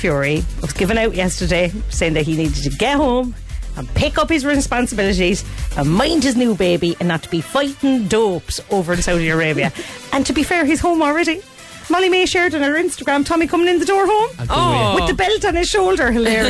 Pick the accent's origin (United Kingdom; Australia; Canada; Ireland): Ireland; Cork, Munster; I'm from Cork.